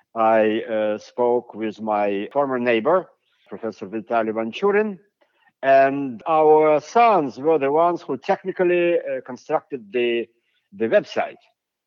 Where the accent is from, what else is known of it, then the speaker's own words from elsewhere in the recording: United States; I am an American professor for the last 30 years